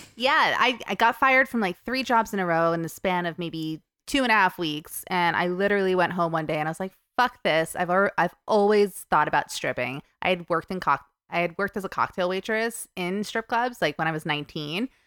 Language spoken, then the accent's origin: English; New Jersey, United States; moved away as an adult; also born or lived in New York / Sydney, Australia / United Kingdom / France; I was born in New York and I pretty much grew up in New Jersey